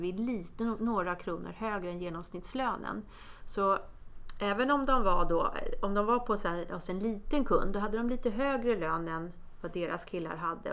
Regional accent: Botkyrka, Stockholm County, Sweden; jag är från Botkyrka, eh, från förorten

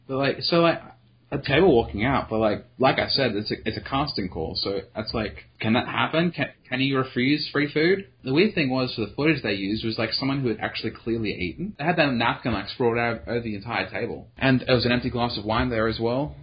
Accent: Australia; I am Australian

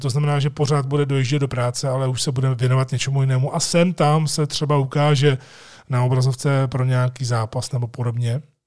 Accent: Jičín, Hradec Králové Region, Czechia; moved away as an adult; also born or lived in Prague; jsem plynule přešel ze svého rodného města Vyčíně do Prahy

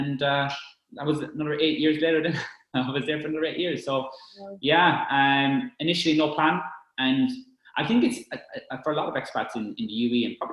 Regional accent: Ireland; being Irish and you know, I think being on an island, we're in our own little bubble sometimes, and Irish people, we have our own, you know, habits

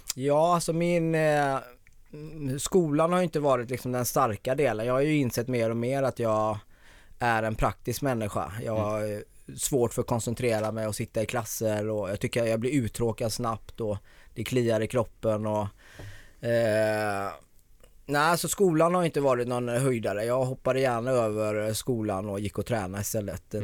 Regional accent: Gothenburg, Västra Götaland, Sweden; accent: Gothenburg dialect; now in Stockholm, Sweden; jag är född i Bergsjön. Ja. Så Göteborg.

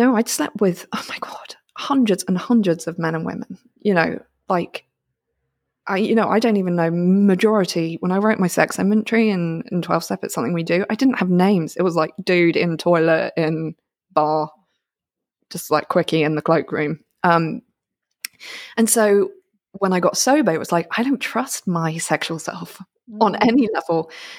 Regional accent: United Kingdom; As a British person, I'm like, oh, thank you very much.

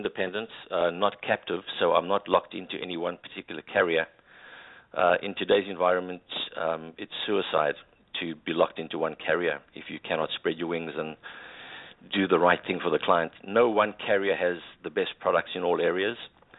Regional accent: South Africa; my background is public accounting. I'm a South African chartered accountant.

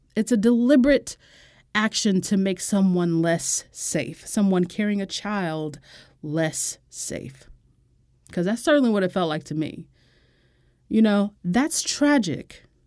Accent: United States; as an American

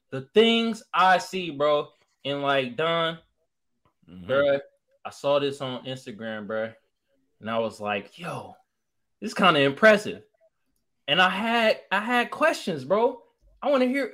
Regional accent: the Bay Area, California, United States; now in San Diego, United States; I'm from the Bay

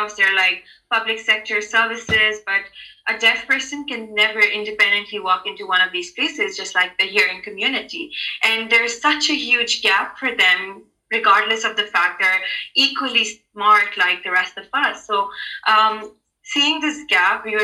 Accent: Karachi, Sindh, Pakistan; first language sign language; English is a second language; I live in Pakistan. I'm from Karachi, Pakistan

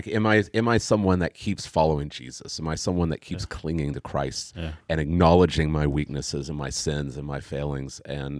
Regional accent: Tulsa, Oklahoma, United States; I grew up in Tulsa

